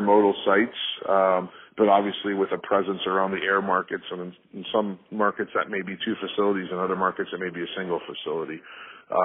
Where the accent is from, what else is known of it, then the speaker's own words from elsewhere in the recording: Chicago, Illinois, United States; also born or lived in St. Louis; I grew up in the Chicagoland area for the most part